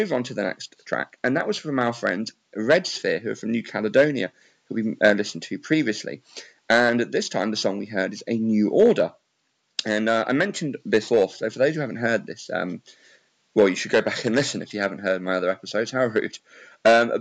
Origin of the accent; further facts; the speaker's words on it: England, United Kingdom; I'm from England